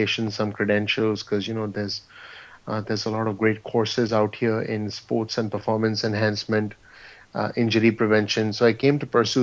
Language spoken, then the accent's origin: English; India; moved away as an adult; now in New Jersey, United States; I was actually born and raised in India, and I moved to the U.S. in 2002.